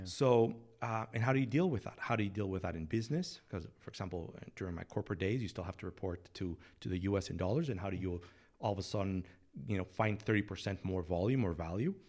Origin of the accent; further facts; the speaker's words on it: Mexico City, Mexico; moved away as an adult; now in San Antonio, United States; I'm from Mexico City, born and raised